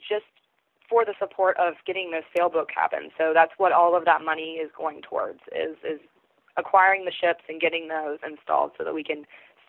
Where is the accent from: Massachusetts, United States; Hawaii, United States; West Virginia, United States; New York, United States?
West Virginia, United States; Parkersburg; I was raised in Parkersburg.